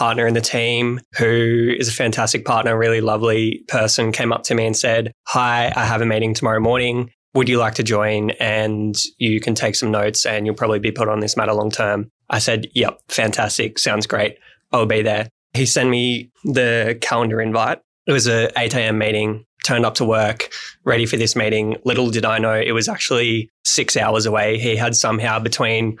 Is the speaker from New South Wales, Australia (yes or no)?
yes; Tamworth, New South Wales, Australia; moved away as an adult; now in Sydney, Australia; I grew up in Tamworth, which is in regional New South Wales, about 5 hours northwest of Sydney.